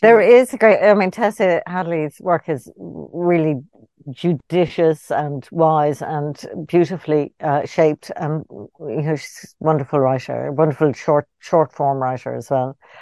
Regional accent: Ireland; born or raised there

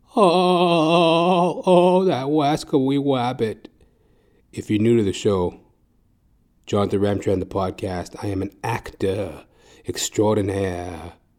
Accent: Edmonton, Alberta, Canada; now in Toronto, Canada; I am originally from Edmonton, Alberta, Canada

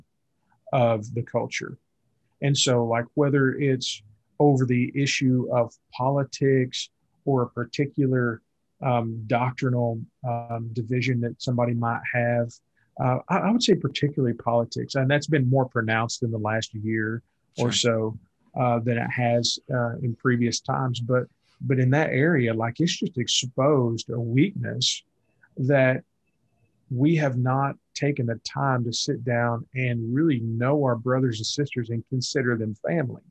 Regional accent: Willow Springs, Missouri, United States; I grew up in Willow Springs, which was 30 minutes from West Plains

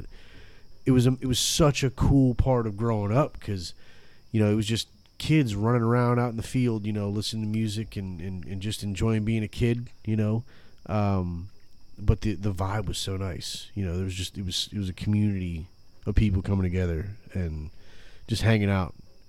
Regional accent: Swartz Creek, Michigan, United States; when I was a kid, when I was growing up in Swartz Creek, Michigan. There was my apartment complex, and then there was a library, and then there was an amphitheater.

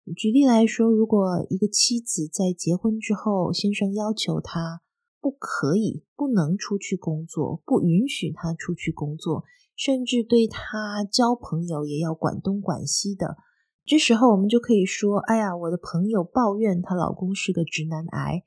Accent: southern Taiwan, Taiwan; moved away as an adult; now in Netherlands; 以前在台湾生活的时候，我是南部人，所以其实一年四季天气都还蛮热的

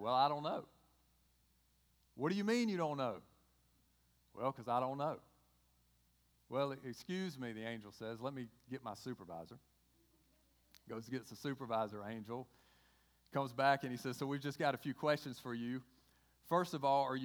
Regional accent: Georgia, United States; accent: Georgia; my Georgia accent

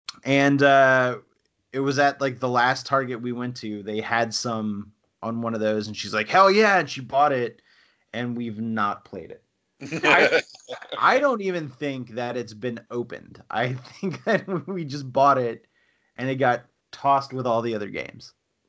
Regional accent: Louisiana, United States; accent: Cajun; moved away; but I'm from South Louisiana. You probably don't hear it in my voice because whatever Cajun accent I had has been weeded out through just 20 plus years of living in North Georgia.

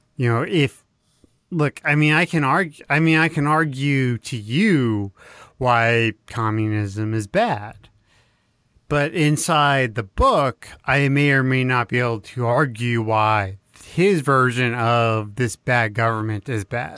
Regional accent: Texas, United States; I'm from Texas

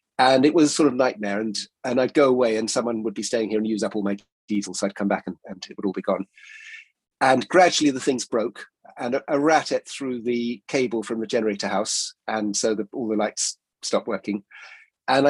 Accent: Exmoor, South West England, United Kingdom; moved away as an adult; also born or lived in Isle of Mull, Scotland; now in Hebrides, United Kingdom; I grew up on Exmoor, which is actually quite a remote and lovely place.

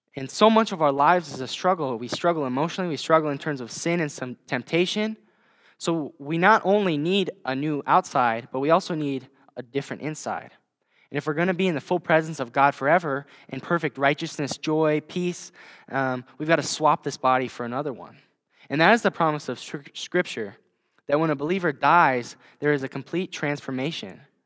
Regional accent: Hills-Beaver Creek area, Minnesota, United States; now in Vermillion, United States; I actually grew up just, uh, about twenty miles from here, um, in the Hills Beaver Creek area

